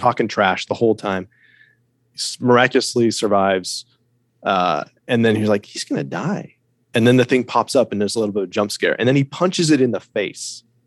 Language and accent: English; United States; I'm an American. I live in America